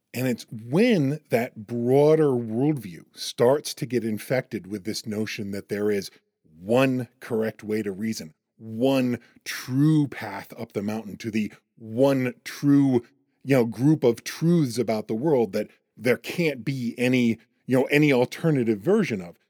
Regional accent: United States; I'm also an American

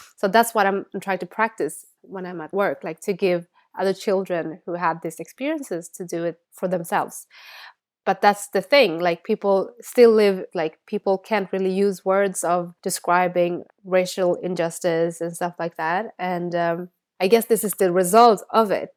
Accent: Sweden; first language Bengali; English is a second language; growing up in Sweden

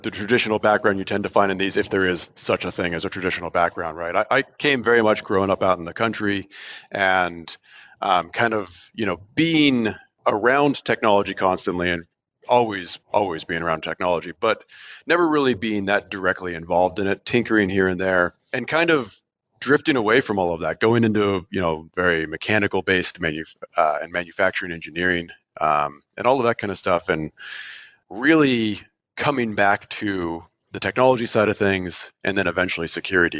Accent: Oregon, United States; now that I'm much closer to Portland than where I grew up in Oregon

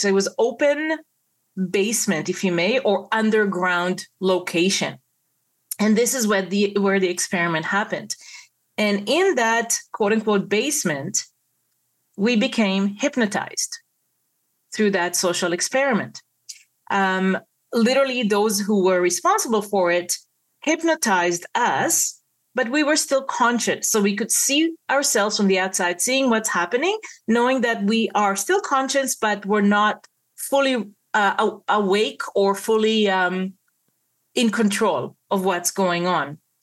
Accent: Israel; moved away as an adult; now in Toronto, Canada; I was born and raised in Israel. And uh, so I'm a native Israeli. I moved to Toronto, Canada in the mid 90s with my parents and my brothers. And uh, I was already an adult

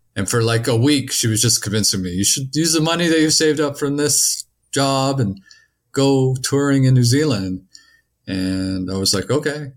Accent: Canada; I come from Canada

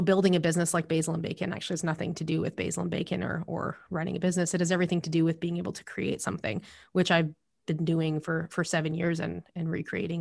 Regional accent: Alberta, Canada; moved away as an adult; also born or lived in Calgary / Lethbridge; now in British Columbia, Canada; I grew up in Alberta and in Calgary and Lethbridge, and I lived there for almost twenty-five years. And before I came here to B C

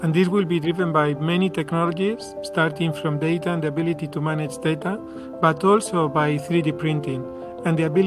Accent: Madrid, Community of Madrid, Spain; moved away as an adult; also born or lived in San Diego; I am from Spain

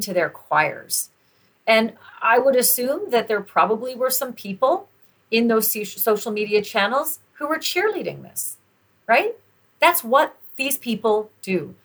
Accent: Canada; I'm Canadian

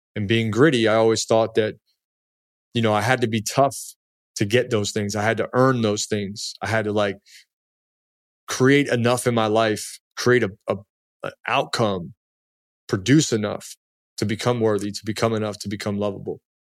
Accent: Baltimore, Maryland, United States; also born or lived in Washington, D.C.; I came from Baltimore and D C, like, this is part of my D N A, be gritty

